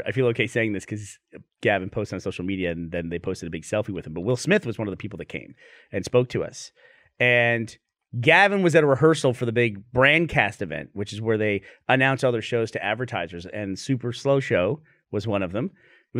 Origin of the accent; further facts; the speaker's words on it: Australia; now in Houston, United States; Like, I'm from Australia via Houston.